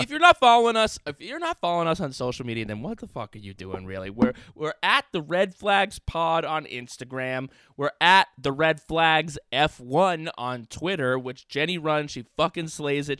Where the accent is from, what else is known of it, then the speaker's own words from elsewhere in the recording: New York City, New York, United States; I might be from the Upper West Side